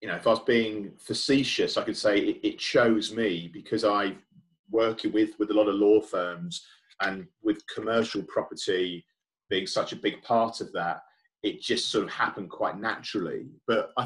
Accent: United Kingdom; I'm British myself, and I've lived here all my life

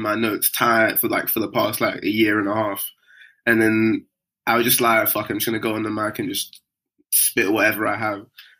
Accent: London, United Kingdom; …, also a rapper from Southeast London

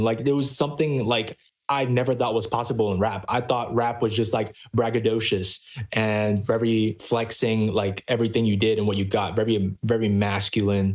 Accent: New York City, New York, United States; I grew up in Flushing, Queens, New York City, in the United States of America

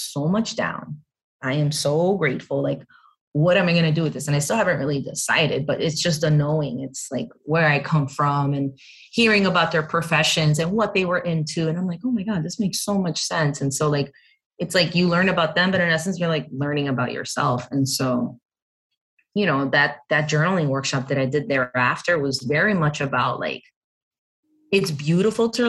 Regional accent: New Jersey, United States; I was born here and in Jersey

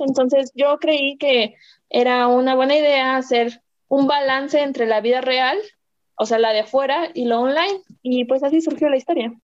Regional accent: Mexico; soy mexicana

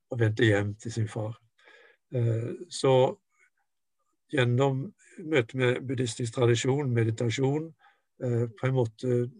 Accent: Norway; moved away as an adult; also born or lived in Japan; jeg kom fra Norge med min kristen tradisjon

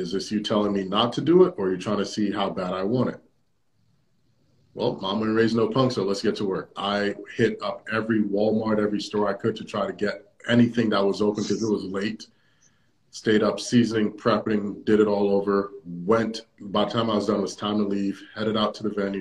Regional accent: Jamaica; I'm a Jamaican

